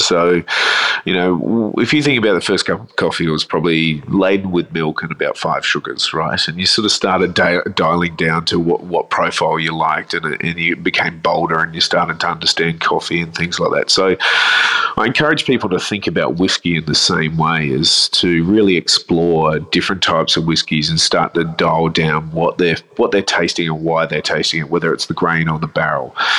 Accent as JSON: {"language": "English", "town": "Adelaide", "region": "South Australia", "country": "Australia", "tie": "born or raised there", "moved": "yes", "lives_now": "Melbourne, Australia", "said": "I grew up in Adelaide"}